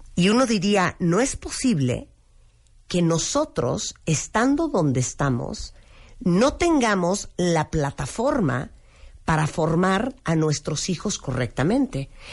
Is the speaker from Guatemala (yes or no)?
no; Mexico